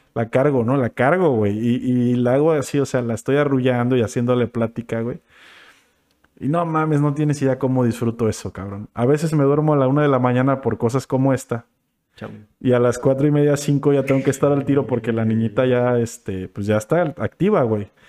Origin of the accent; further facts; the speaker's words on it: Acapulco, Guerrero, Mexico; yo crecí en la Colosio y de morro estuve pues por ahí